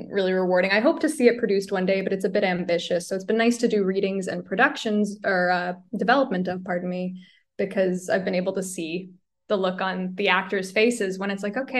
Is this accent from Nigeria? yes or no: no; Halton Hills, Ontario, Canada; now in Toronto, Canada; the town of Halton Hills, which is the municipality where I'm from